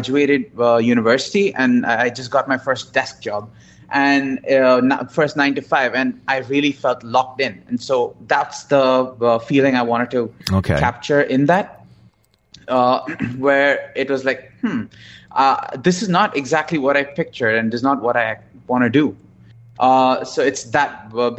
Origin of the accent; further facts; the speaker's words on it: India; I'm from India.